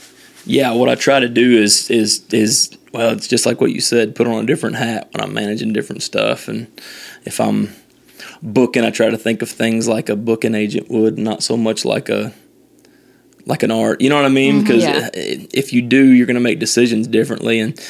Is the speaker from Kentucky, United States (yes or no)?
yes; Owensboro, Kentucky, United States; he actually asked me to change my website to where my hometown was to Nashville so that he could do this. And I was like, no, I absolutely not.